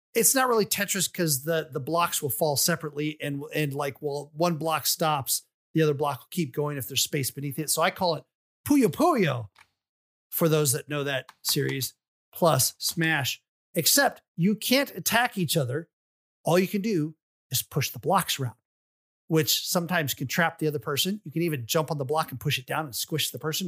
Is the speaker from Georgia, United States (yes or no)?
yes; Atlanta, Georgia, United States; I was from the Atlanta area